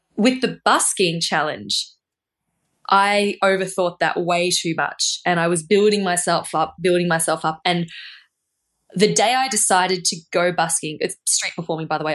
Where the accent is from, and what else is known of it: Australia; moved away